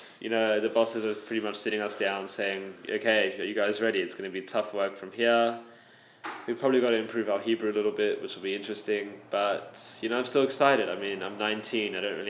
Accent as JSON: {"language": "English", "town": "Sydney", "region": "New South Wales", "country": "Australia", "tie": "born or raised there", "said": "I grew up in Sydney, Australia. I went to Moriah College"}